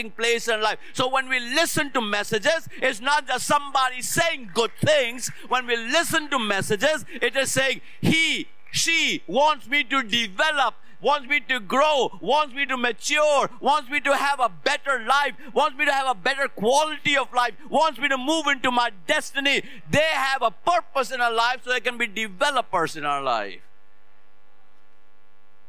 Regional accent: Lucknow, Uttar Pradesh, India; moved away as an adult; now in United States; in my hometown, in North India, city of Lucknow

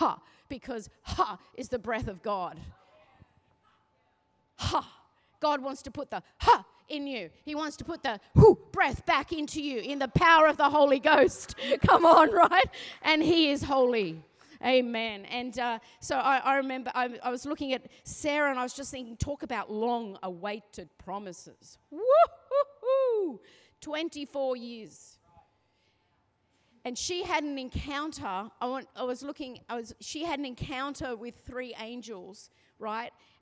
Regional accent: Sydney, New South Wales, Australia; I'm from the Northern Beaches

